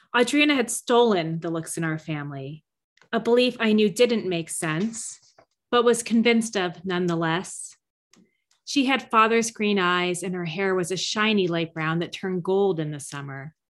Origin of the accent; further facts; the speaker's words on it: Mendham, New Jersey, United States; now in Boston, United States; Mendham, New Jersey, my hometown